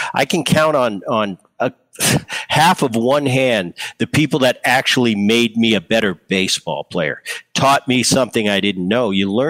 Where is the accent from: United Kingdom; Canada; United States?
United States; New Jersey; You know, I grew up in New Jersey. I grew up with a great bunch of kids that didn't make it a big deal.